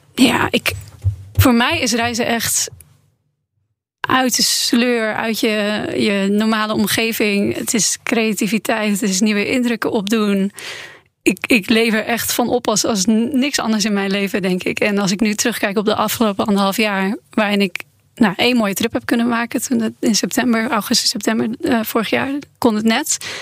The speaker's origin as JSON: {"language": "Dutch", "country": "Netherlands", "said": "ik kom uit Nederland"}